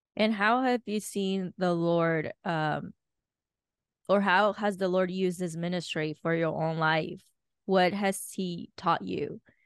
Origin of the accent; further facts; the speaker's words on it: Dominican Republic; moved away; I grew up in Dominican Republic